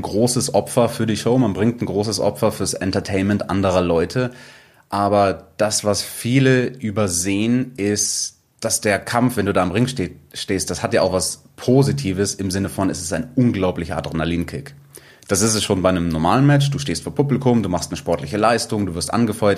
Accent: Munich, Bavaria, Germany; ich bin in München geboren

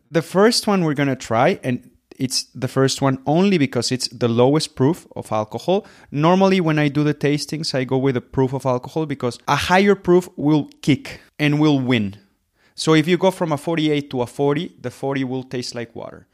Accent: Mexico; from Mexico

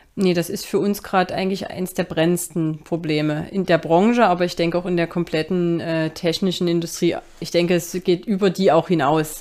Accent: Dresden, Saxony, Germany; moved away as an adult; also born or lived in Stockholm; für mich war klar, Dresden ist meine Heimat

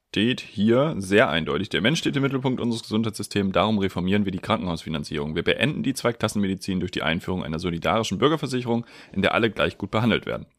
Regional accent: Schleswig-Holstein, Germany; in Schleswig-Holstein gibt es einen, weil das ist ungefähr da, wo ich herkomme

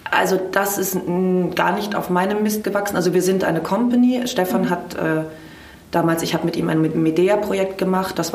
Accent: Heidelberg, Baden-Württemberg, Germany; born there; also born or lived in Tel Aviv, Israel / Vienna, Austria; ich bin gebürtige Heidelbergerin ähm, und bin dann aber, ui, wie lange lebe ich jetzt oder habe ich nicht in Heidelberg gelebt? Ich bin erst im Dezember 2019 wieder zurückgekommen

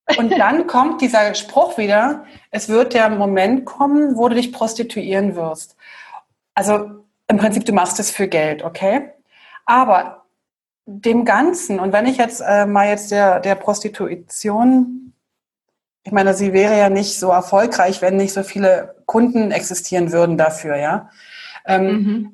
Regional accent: Berlin, Germany; ich bin in Berlin aufgewachsen, Bahnhof Zoo

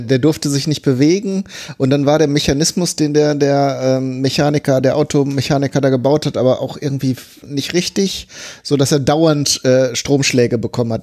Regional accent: near Bielefeld, North Rhine-Westphalia, Germany; ich wohne ja oder bin aufgewachsen ja relativ in der Nähe von Bielefeld.

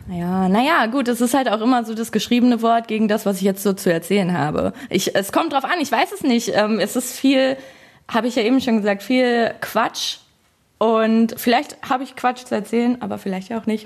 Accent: Hamelin, Lower Saxony, Germany; moved away as an adult; now in Berlin, Germany; Ich bin auf dem Dorf aufgewachsen, also noch ein bisschen weiter außerhalb von Hameln

